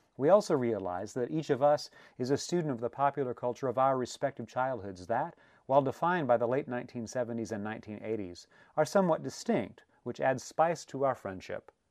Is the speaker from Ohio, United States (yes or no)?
no; Southern California, United States; now in New York City, United States; Growing up in Southern California